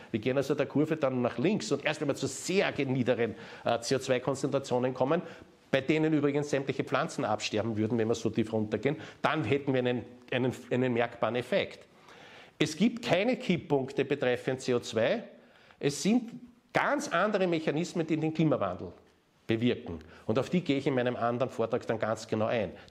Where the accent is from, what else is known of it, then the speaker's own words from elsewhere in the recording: Austria; das lernt man in der Mathematik in der Oberstufe bei uns in Österreich